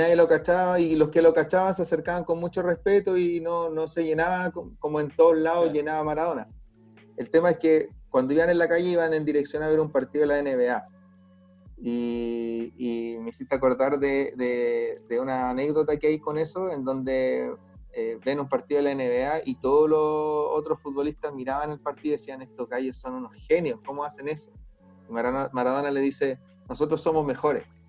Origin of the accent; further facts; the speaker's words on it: Chile; acá en Chile